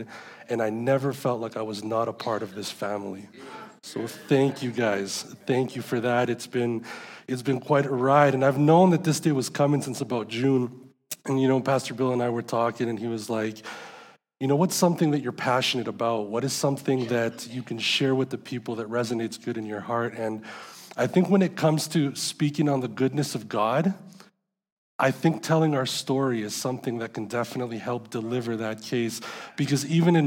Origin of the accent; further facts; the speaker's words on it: San Salvador, El Salvador; I was born in San Salvador, El Salvador